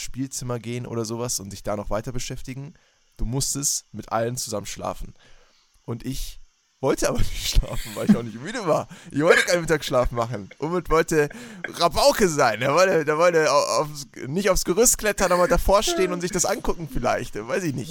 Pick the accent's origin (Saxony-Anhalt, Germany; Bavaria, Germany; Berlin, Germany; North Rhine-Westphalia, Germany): Berlin, Germany; moved away; als ich noch in Berlin gelebt habe, ne, da bin ich ja geboren, Leute, ich bin ja in der Metropole schlechthin aufgewachsen.